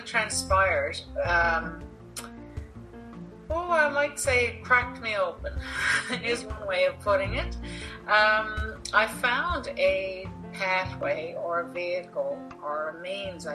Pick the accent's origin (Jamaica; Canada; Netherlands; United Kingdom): Canada; Newfoundland and Labrador; accent: a little more Irish; moved away as an adult; also born or lived in India / Saudi Arabia / South Korea; now in Norway; the area of Newfoundland where I was born and raised was primarily settled by the Irish